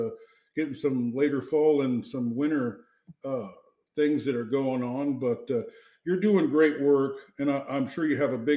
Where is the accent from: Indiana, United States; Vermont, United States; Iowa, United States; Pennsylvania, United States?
Iowa, United States; Fairfield; I grew up in Fairfield